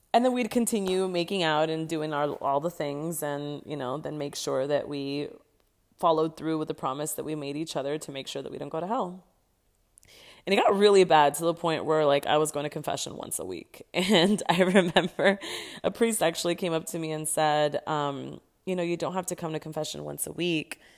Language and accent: English; Los Angeles, California, United States; moved away as an adult; now in Barcelona, Spain; I was raised in Los Angeles, California, born and raised in San Fernando Valley.